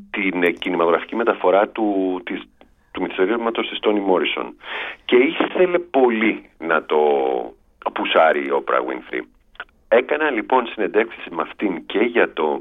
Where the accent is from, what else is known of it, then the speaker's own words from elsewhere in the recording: Piraeus, Attica, Greece; στη γειτονιά που μεγάλωσα στον Πειραιά